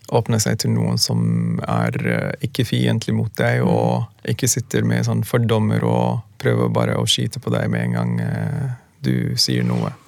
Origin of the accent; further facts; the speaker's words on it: Sudan; Norwegian is a second language; also born or lived in Khartoum, Sudan; now in Norway; Vi kommer fra Sudan, kommer fra nesten samme type familier